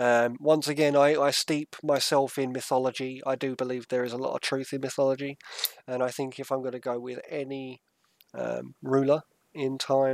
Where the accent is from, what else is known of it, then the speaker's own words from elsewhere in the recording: England, United Kingdom; in my bloodline I've got numerous different genetic codes from numerous different places in the world, and that is what I think of as English.